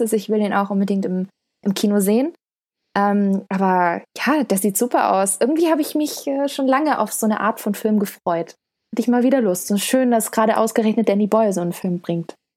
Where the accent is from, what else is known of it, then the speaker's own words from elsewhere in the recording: Stuttgart, Baden-Württemberg, Germany; ich komme aus Stuttgart